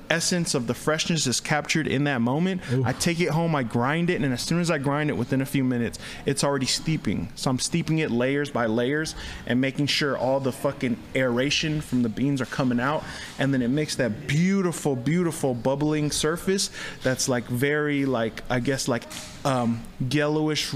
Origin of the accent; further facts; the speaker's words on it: Oakland, California, United States; I'm from Brookfield, from East Oakland